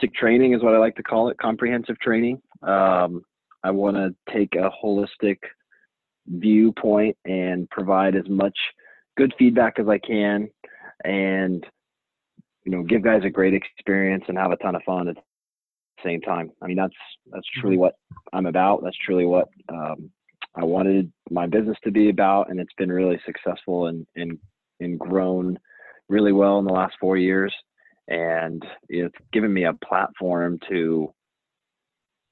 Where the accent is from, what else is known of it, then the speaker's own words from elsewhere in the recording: Fort Collins, Colorado, United States; also born or lived in Denver, Colorado; I am from Fort Collins, Colorado. I grew up there, went to high school there